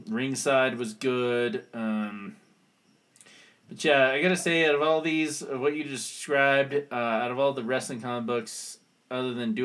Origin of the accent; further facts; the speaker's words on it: New Mexico, United States; I'm from New Mexico